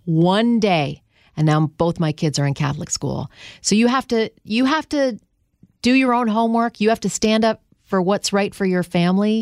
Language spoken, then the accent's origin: English; Canada; moved away as an adult; now in United States; I'm from Canada.